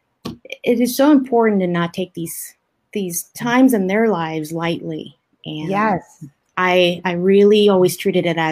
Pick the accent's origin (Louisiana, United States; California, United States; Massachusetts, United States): California, United States; Maywood; I grew up in little city called Maywood near Southgate, Bell, that kind of little area out there